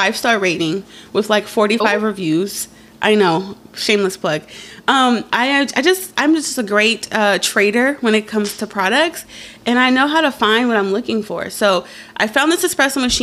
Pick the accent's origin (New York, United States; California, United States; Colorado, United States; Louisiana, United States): California, United States; we're from California